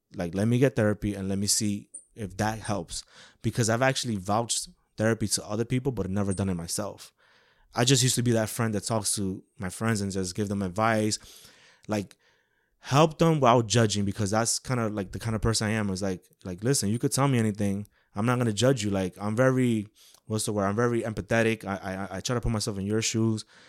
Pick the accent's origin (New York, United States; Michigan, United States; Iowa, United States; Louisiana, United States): New York, United States; New York City; born and raised in Woodside, Queens, New York